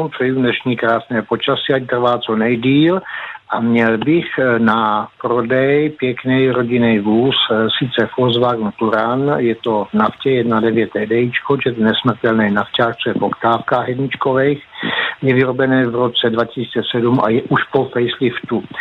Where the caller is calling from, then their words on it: Žďár nad Sázavou, Vysočina Region, Czechia; Cena by byla pouze 95 tisíc na telefonu 774 203 936 a jsme ze Žďáru nad Sázavou.